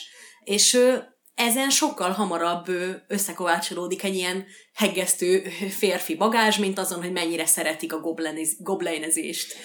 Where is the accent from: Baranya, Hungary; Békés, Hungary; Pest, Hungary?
Békés, Hungary; accent: Békés; ez a békési kiejtésem